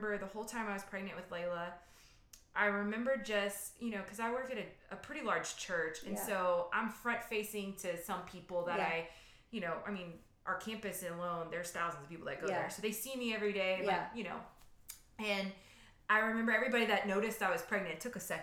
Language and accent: English; Louisiana, United States; we're from Louisiana